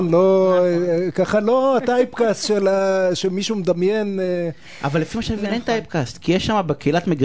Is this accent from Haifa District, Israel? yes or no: no; Ramla, Central District, Israel; אבל אני מרמלה.